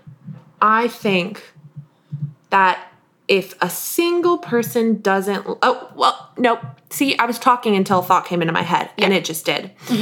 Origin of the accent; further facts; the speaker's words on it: Northern United States, United States; my southern accent is too generically southern because I'm a Yank.